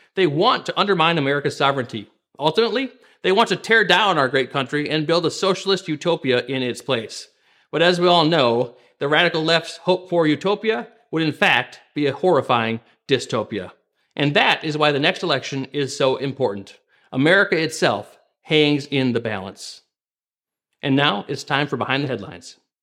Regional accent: Minnesota, United States; my home state of Minnesota here

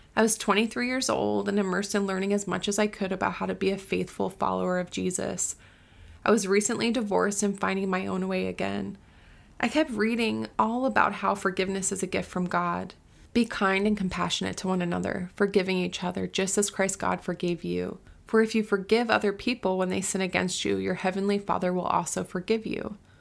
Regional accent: Florida, United States; also born or lived in Southern California / Uganda; now in Tennessee, United States; I grew up in Florida

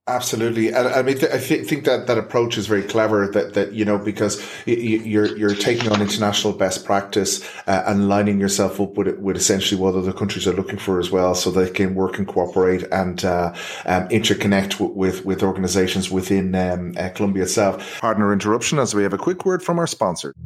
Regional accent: Ireland; as an Irishman

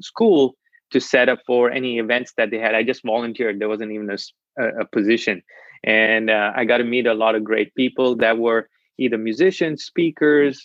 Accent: Kolkata, West Bengal, India; now in Nashville, United States; I was born and raised in Calcutta, India.

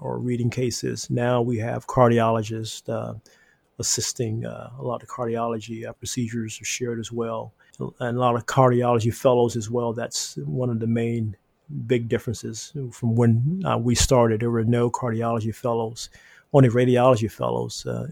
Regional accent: Gainesville, Florida, United States; moved away as an adult; now in Atlanta, United States; I'm from Florida. I was born in Gainesville, Florida, at Shands Hospital

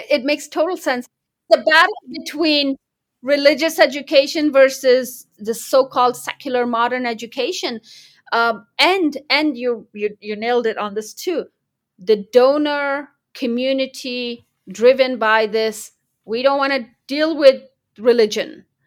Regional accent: United States; also born or lived in Kandahar, Afghanistan; my background growing up in America

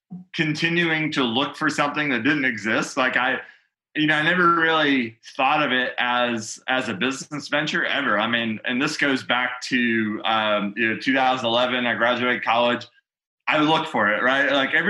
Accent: Grand Rapids, Michigan, United States; also born or lived in Georgia; No, I did pick up the accent there though. So I was born in Grand Rapids, Michigan, you know

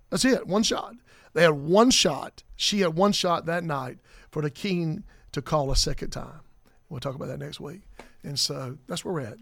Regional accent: South Carolina, United States; I'm from South Carolina

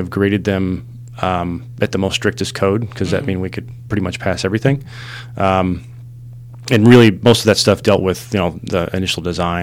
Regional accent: Midland, Texas, United States; I grew up in West Texas in a little town called Midland. I know I don't sound like it. Sometimes

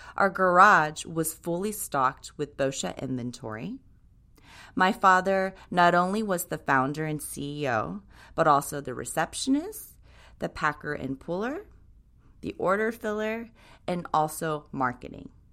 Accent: Tokyo, Japan; now in United States; Tokyo, Japan, where I was born and raised.

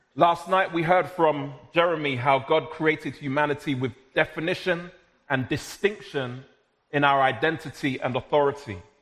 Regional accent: London, United Kingdom; I was born and raised in South London, but of Jamaican heritage.

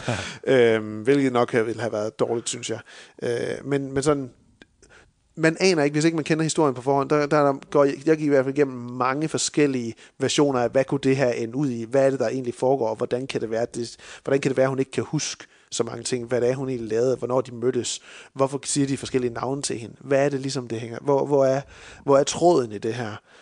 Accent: Denmark; som danskere

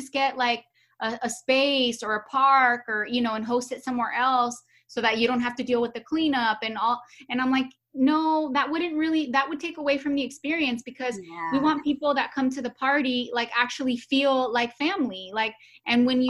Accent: Los Angeles, California, United States; moved away as an adult; now in Georgia, United States; we grew up in Los Angeles where everybody's Hispanic.

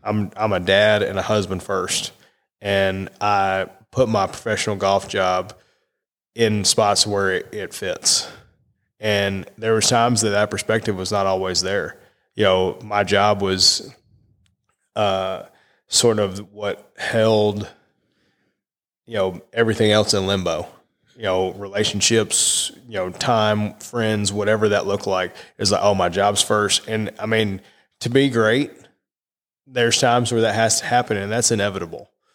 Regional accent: Massachusetts, United States; I was born in Massachusetts.

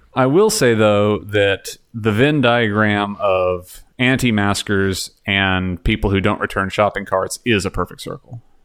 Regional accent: Texas, United States; moved away as an adult; now in Canada; I'm from Texas

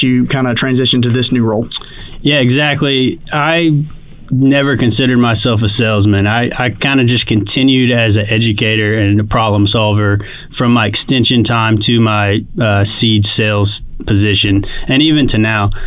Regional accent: Huntsville, Alabama, United States; now in Auburn, United States; I'm originally from North Alabama in the Huntsville area

